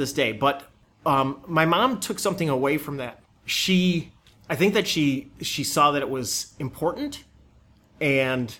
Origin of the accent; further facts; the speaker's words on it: Amherst, New York, United States; I grew up in Buffalo, New York, or the suburbs of Buffalo, New York, Amherst.